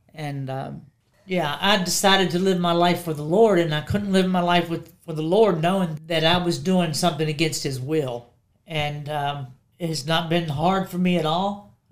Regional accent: Woodstock, Virginia, United States; also born or lived in Strasburg, Virginia; now in Harrisonburg, United States; I grew up in Woodstock, Virginia.

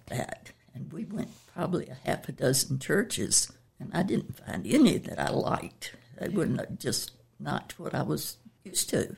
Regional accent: Chesapeake, Virginia, United States; I was raised in Chesapeake, uh, when it was Norfolk County

